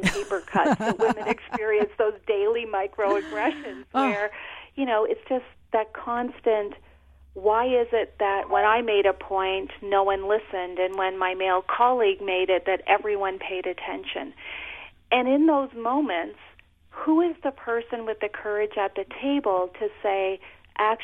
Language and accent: English; Canada; I'm Canadian